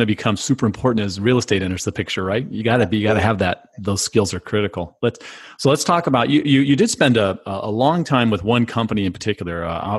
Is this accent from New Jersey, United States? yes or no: no; California, United States; also born or lived in Phoenix; now in Florida, United States; I grew up in California, lived in Phoenix.